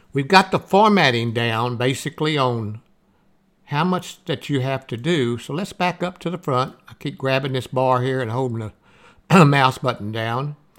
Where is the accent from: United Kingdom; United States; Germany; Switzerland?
United States; the South, Southern United States; accent: Southern; I have a Southern voice. There's nothing I can do about my accent and how I talk